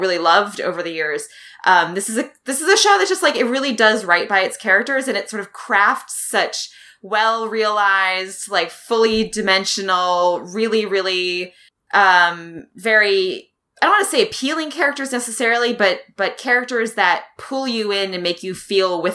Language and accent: English; Wisconsin, United States; now in Mississippi, United States; I'm originally from Wisconsin